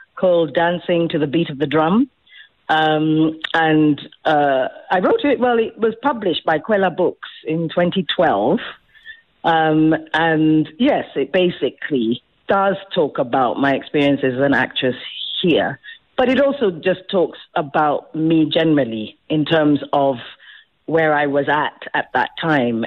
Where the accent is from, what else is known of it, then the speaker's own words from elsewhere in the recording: South Africa; moved away; also born or lived in England; I am the South African actress. So how heartening to come home